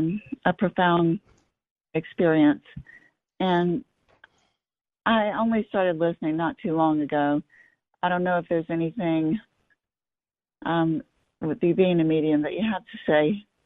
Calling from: North Carolina, United States; Well, not too far from me. I'm near Chapel Hill.

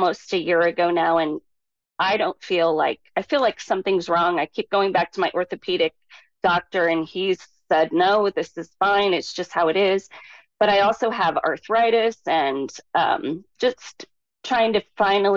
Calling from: Delaware, Ohio, United States; I'm calling from just outside of Columbus, Ohio

